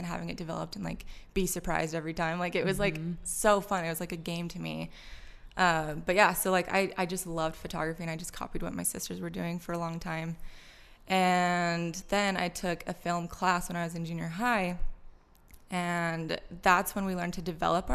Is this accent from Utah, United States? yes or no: yes; Orem, Utah, United States; also born or lived in Provo, Utah; I was born in Provo, moved to Orem, went to Orem High, grew up Mormon